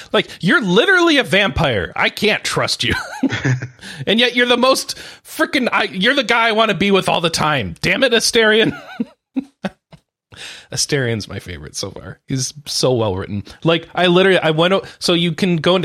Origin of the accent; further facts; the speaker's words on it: United States; I'm American